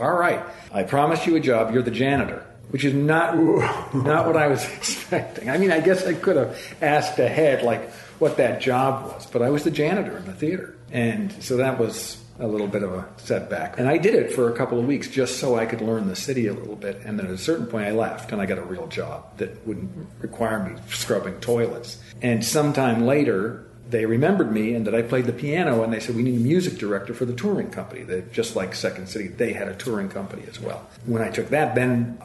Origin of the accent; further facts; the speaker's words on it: Scituate, Massachusetts, United States; moved away; also born or lived in New York / Boston; my hometown in Scituate